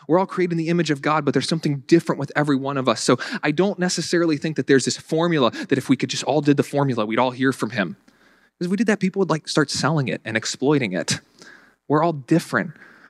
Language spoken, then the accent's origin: English; the South, United States; accent: Southern; now in Buffalo, United States; when I first moved up here, I tried getting rid of my Southern accent to the best of my abilities because I didn't want people to be thinking, that guy's not from around here.